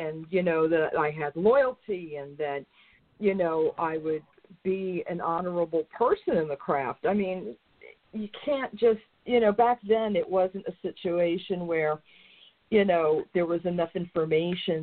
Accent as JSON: {"language": "English", "region": "New York", "country": "United States", "said": "I used to go into Manhattan because I'm from New York"}